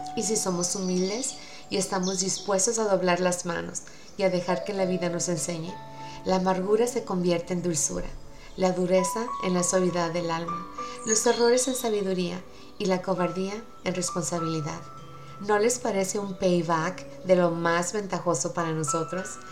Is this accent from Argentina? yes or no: no; Mazatlán, Sinaloa, Mexico; soy de México